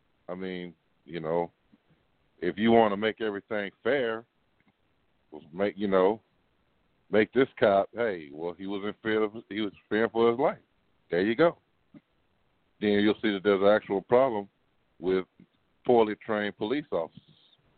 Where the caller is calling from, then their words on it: Seabrook, Texas, United States; I'm calling from Seabrook.